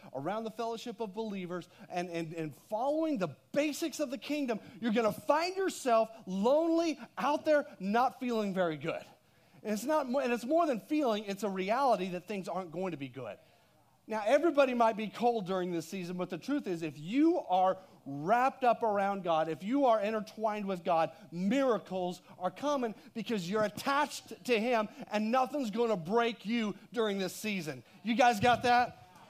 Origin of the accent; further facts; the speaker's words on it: Texas, United States; Well, I didn't. I'm from Texas, okay?